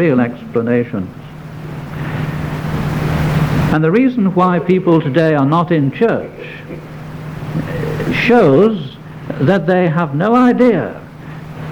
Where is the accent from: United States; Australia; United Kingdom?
United Kingdom; near Warrington, North West England; I went to school, I may tell you, very close to Warrington